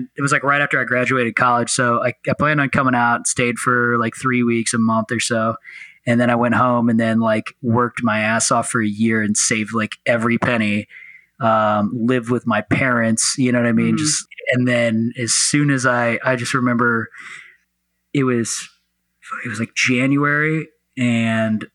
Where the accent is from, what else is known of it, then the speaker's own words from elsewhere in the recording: St. Louis, Missouri, United States; moved away as an adult; also born or lived in Memphis, Tennessee; now in Los Angeles, United States; So originally I'm from St. Louis, Missouri. You know, I grew up in both St. Louis, Missouri and then Memphis, Tennessee.